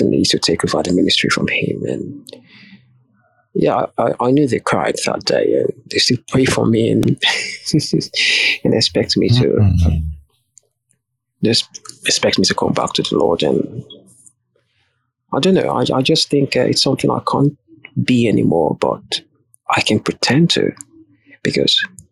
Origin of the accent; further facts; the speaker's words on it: Nigeria; I'm Nigerian